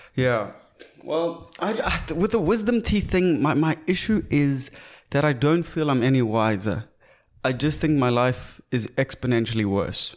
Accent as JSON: {"language": "English", "country": "South Africa", "also_born_or_lived": "Cape Town", "said": "we are proudly South African"}